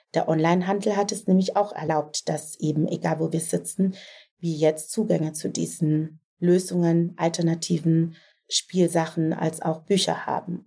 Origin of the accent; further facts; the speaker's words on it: Southern Germany, Germany; ich komme aus Süddeutschland